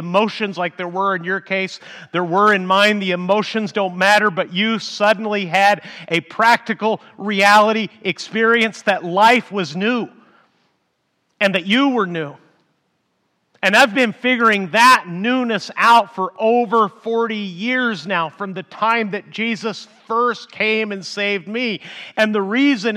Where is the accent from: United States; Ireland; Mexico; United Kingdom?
Mexico; moved away; I grew up in Mexico and because I was a pastor and a missionary in Mexico